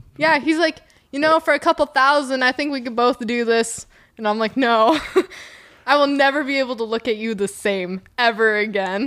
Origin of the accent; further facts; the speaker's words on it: Reno, Nevada, United States; moved away as an adult; also born or lived in Terrebonne, Oregon; now in Oregon, United States; I grew up in Reno